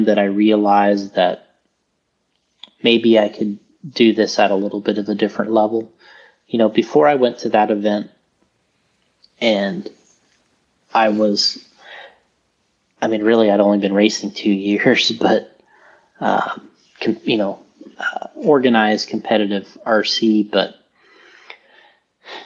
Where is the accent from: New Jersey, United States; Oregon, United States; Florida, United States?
Florida, United States; I came from Florida